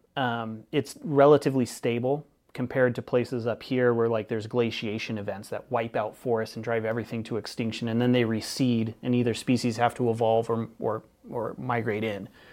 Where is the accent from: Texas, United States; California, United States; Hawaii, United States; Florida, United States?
California, United States; Northern; now in Keweenaw, Michigan, United States; I'm from Northern California